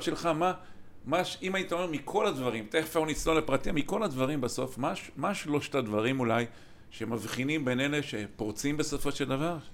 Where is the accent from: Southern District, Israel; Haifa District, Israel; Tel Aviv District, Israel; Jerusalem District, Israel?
Haifa District, Israel; Kiryat Motzkin; שנינו גדלנו בקריית מוצקין